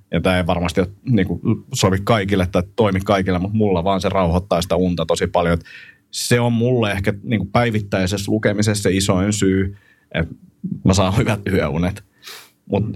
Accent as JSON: {"language": "Finnish", "country": "Finland", "said": "mä oon Suomesta"}